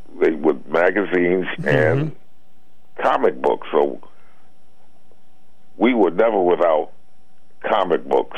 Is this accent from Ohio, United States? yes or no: no; Stamford, Connecticut, United States; moved away; I was brought up in the Fairfield County area, in Stanford